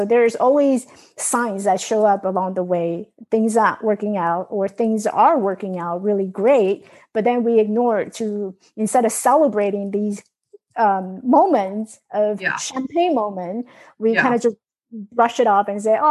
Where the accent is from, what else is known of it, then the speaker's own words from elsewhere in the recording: New York, United States; moved away as an adult; now in Los Angeles, United States; I grew up in New York, and here I am in California